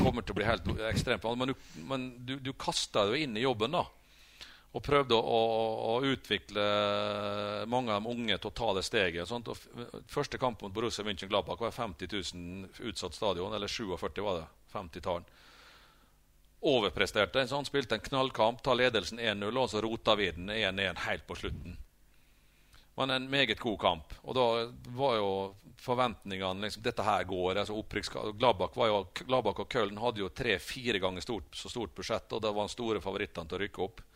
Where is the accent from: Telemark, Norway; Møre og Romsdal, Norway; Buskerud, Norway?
Møre og Romsdal, Norway; moved away; når jeg bodde i Ålesund, så spilte jeg i femtedivisjonen med Fiksa Rekta ballklubb i hjembygda mi